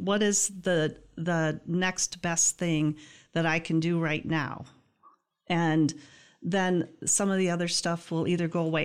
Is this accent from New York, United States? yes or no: no; Greenville, Michigan, United States; I grew up in Greenville